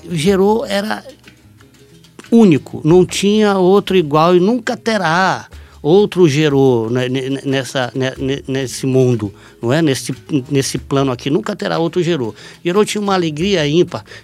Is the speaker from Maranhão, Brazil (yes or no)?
yes; São Luís, Maranhão, Brazil; Eu nasci numa maternidade pública, eu fui criado em Palafita, no bairro da Camboa